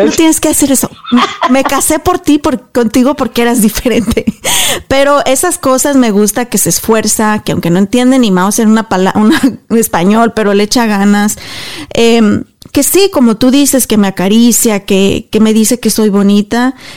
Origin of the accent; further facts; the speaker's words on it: Mexico; moved away as an adult; yo hablo por nosotras las mexicanas, eh, yo me crié en México hasta los 22 años